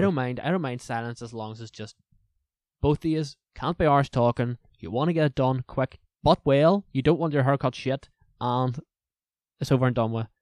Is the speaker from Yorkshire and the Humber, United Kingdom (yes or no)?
no; Lurgan, Northern Ireland, United Kingdom; accent: Northern Irish; from Lorragan